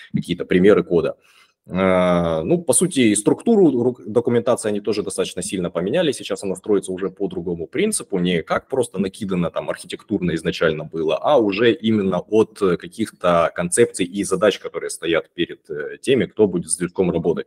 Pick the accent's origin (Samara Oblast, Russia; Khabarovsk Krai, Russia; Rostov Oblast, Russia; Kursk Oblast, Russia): Rostov Oblast, Russia; Rostov-on-Don; 36 лет, э, Ростов-на-Дону.